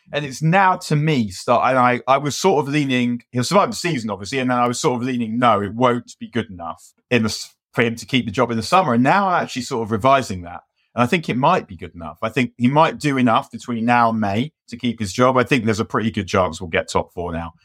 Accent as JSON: {"language": "English", "region": "London", "country": "United Kingdom", "said": "I was from London and from North London"}